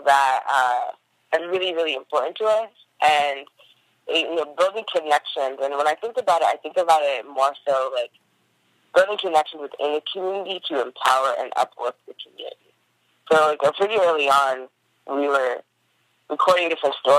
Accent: New Jersey, United States; moved away as an adult; also born or lived in Washington, D.C. / New York; now in Oakland, United States; I grew up in New Jersey with a Haitian mom and an African-American father

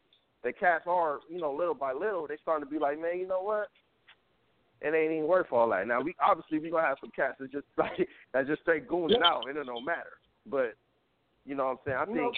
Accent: Compton, California, United States; I'm from Compton, so... From the Compton side

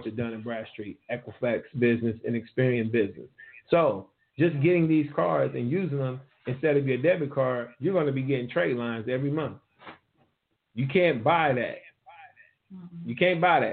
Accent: Ohio, United States; I gave it up for my hometown

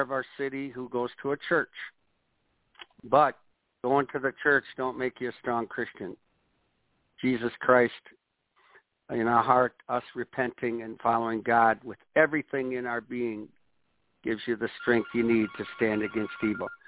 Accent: Watertown, Wisconsin, United States; born or raised there

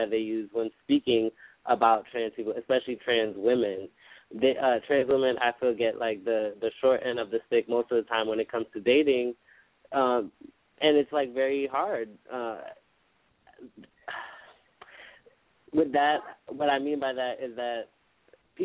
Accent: New York, United States; I'm from New York.

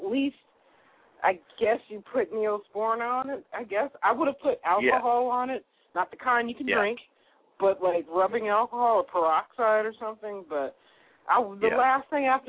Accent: Sacramento, California, United States; moved away; I'm originally from Sacramento, California

